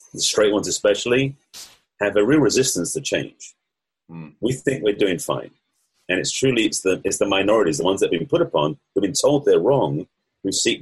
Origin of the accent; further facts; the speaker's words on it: England, United Kingdom; accent: English; moved away; also born or lived in United States; the accent may give it away, but I'm actually English, although I lived in the States for over 30 years.